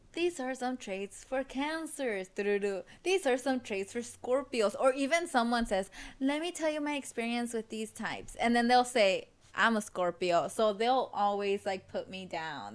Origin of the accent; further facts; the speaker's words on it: Los Angeles, California, United States; daughter of immigrants, or my parents are immigrants, born and raised in South LA.